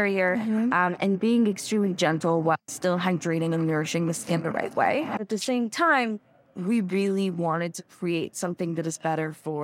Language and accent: English; Israel; So I was actually born and raised in Israel